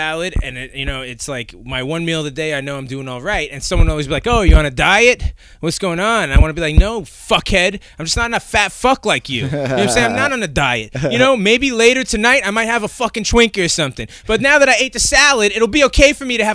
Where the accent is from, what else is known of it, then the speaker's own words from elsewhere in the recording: New York, United States; I'm from New York